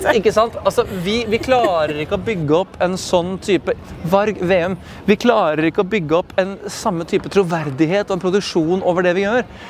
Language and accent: Norwegian; Norway